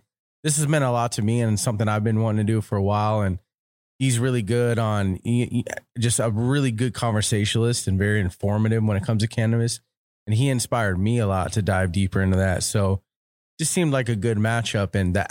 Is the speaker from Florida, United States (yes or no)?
yes; Florida, United States; We're originally from Florida. Okay. He's from the West Coast of Florida. I'm from the East Coast of Florida. We moved out to California.